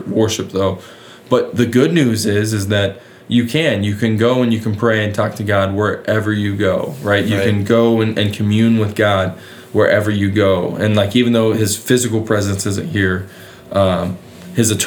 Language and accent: English; West Virginia, United States; moved away; I'm from West Virginia